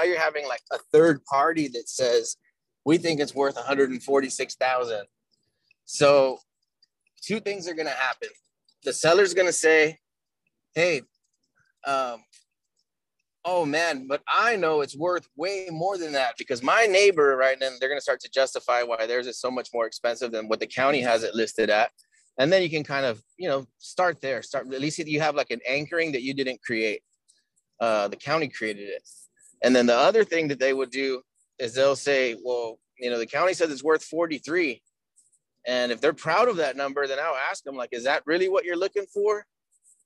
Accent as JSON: {"language": "English", "region": "Texas", "country": "United States", "said": "I'm from Texas"}